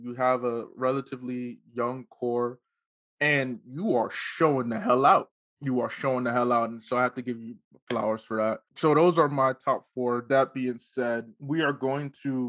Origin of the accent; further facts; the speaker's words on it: Nigeria; Being Nigerian